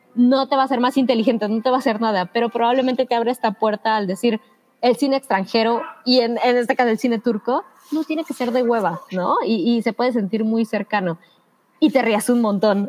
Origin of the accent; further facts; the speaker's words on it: Mexico; como mexicanos en nuestro caso